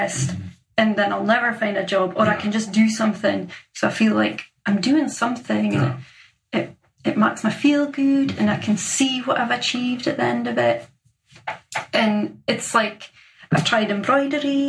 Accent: Inverallochy, Scotland, United Kingdom; now in Aberdeen, United Kingdom; I'm from Inveralachie, which is a tiny little fishing village

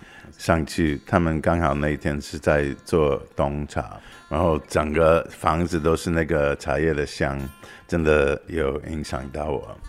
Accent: United States; Chinese is a second language; 我来自美国。

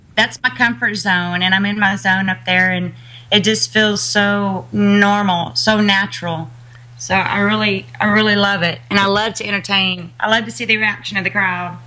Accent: Uvalde, Texas, United States; I'm a Texan

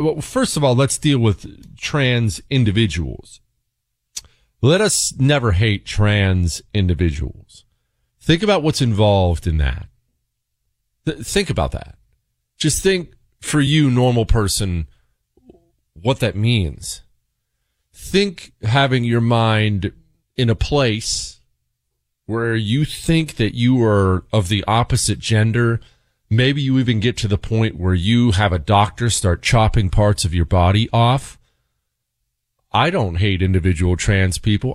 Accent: Montana, United States; I grew up in Montana.

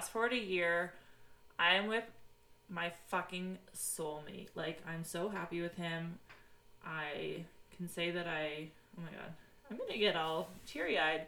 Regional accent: Peterborough, Ontario, Canada; I am from Peterborough, Ontario, Canada

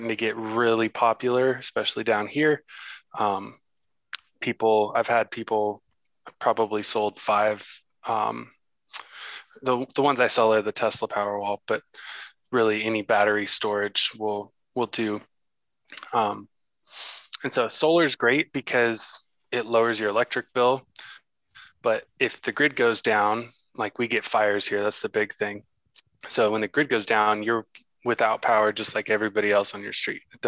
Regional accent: Southern California, United States; I'm from Southern California

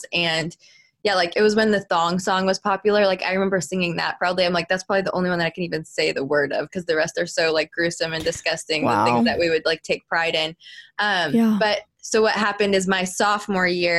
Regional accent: Florida, United States; I'm a Florida girl, born and raised in Florida

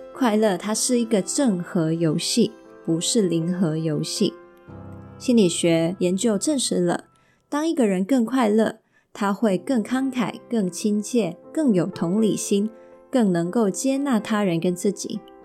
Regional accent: Hong Kong; first language Mandarin; also born or lived in Taiwan; 我从小又是在香港这个地方生活，还有受教育

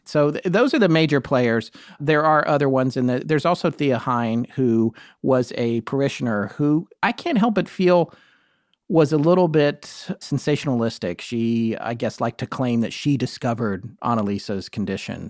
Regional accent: United States; I am American

